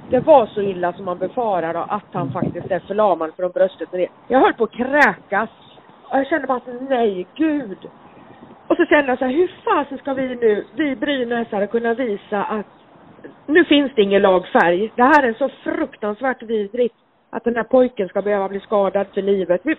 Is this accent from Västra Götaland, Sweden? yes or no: yes; Gothenburg, Västra Götaland, Sweden; jag är ju född brynäsare och jag hade ju Brynäs i blodet när jag föddes, fast jag är född i Göteborg.